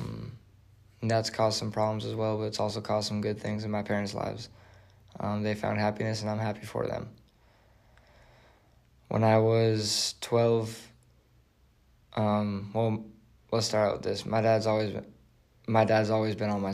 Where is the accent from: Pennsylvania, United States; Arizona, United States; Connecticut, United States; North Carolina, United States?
Arizona, United States; Mesa; I grew up in Arizona. Grew up outside of Mesa, Arizona